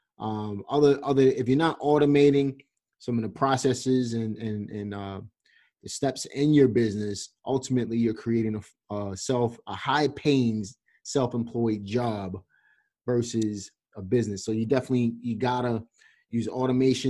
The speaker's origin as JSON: {"language": "English", "town": "New York City", "region": "New York", "country": "United States", "tie": "born or raised there", "also_born_or_lived": "Reading, Pennsylvania", "accent": "New York", "moved": "yes", "lives_now": "Greensboro, North Carolina, United States", "said": "I grew up in Red Hook Projects in Brooklyn"}